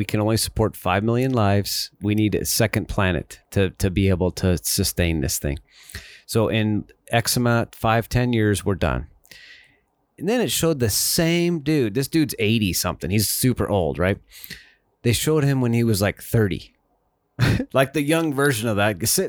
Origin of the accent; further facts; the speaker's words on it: Montana, United States; I'm from Montana, Dave. I know all about that.